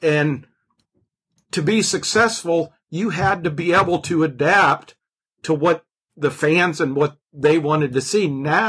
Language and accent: English; Ridgway, Pennsylvania, United States; A little town in Pennsylvania, Ridgeway, Pennsylvania.